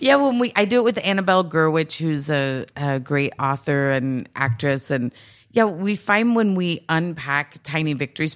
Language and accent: English; Grand Prairie, Texas, United States; moved away; I'm from Grand Prairie, Texas